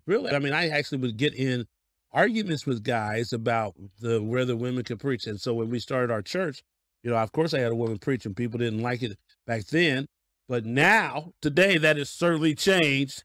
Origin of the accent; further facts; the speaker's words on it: Denver, Colorado, United States; now in Cleveland, United States; I'm born and raised in Denver, Colorado